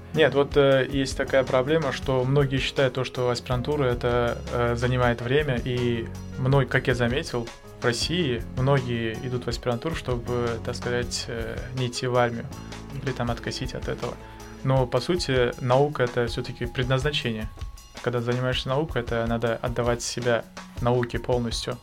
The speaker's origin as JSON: {"language": "Russian", "region": "Tashkent", "country": "Uzbekistan", "moved": "as an adult", "lives_now": "Saint Petersburg, Russia", "said": "Я приехал из Узбекистана"}